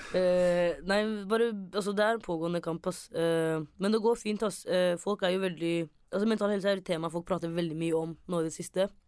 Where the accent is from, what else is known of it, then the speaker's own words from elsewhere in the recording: Somalia; Bare det at man er, de er født i Norge, men jeg er somalier.